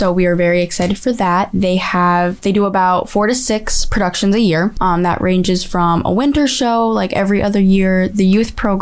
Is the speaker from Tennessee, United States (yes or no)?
no; Chicopee, Massachusetts, United States; I'm from Chicopee.